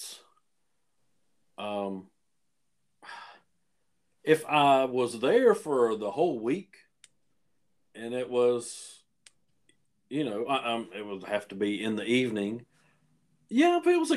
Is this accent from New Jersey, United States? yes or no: no; Spartanburg, South Carolina, United States; my hometown here in Spartanburg